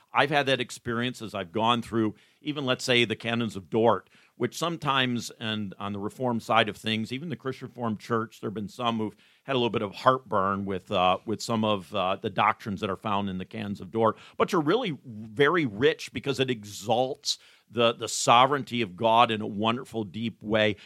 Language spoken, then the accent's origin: English; Coopersville, Michigan, United States; But I did grow up in West Michigan. I grew up here in Ottawa County, which is actually where we're sitting right now, in Ottawa County